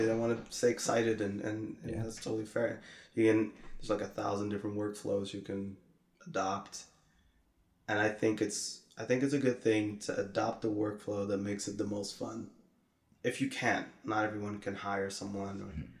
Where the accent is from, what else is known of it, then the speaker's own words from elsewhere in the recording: Netherlands; I grew up in the Netherlands, and there were these two homies I would hang with.